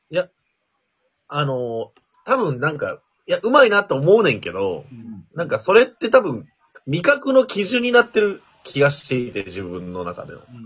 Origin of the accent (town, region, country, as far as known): western Japan, Japan; born or raised there; now in Tokyo, Japan